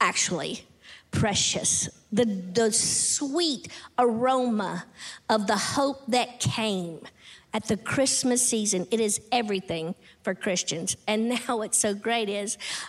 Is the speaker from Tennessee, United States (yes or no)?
yes; Tennessee, United States; I'm from Tennessee, so it's just, we are decorated all year long